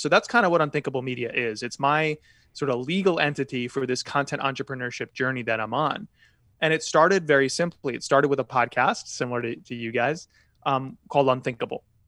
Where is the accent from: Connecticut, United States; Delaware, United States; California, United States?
Connecticut, United States; I grew up in Connecticut